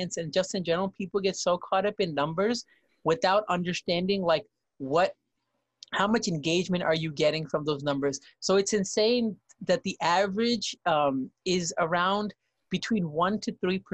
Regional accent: New York, United States; moved away; both me and him both were from New York

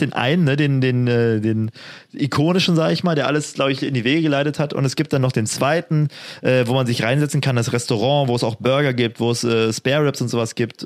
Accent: Spree region, Brandenburg, Germany; moved away; also born or lived in Jena; meine Heimat hier ist, ne, Spree

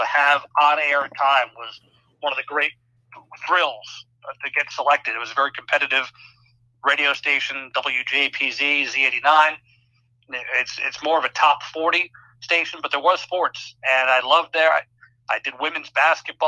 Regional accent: United States; moved away; also born or lived in Rochester, New York / Syracuse, New York; I grew up an hour outside New York City

